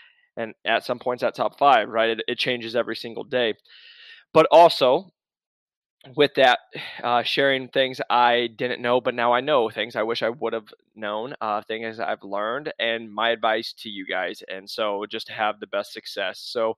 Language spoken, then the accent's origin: English; Iowa, United States; So I don't tell people I'm from Iowa anymore. I have to tell them I'm from Arizona because I'm a wimp.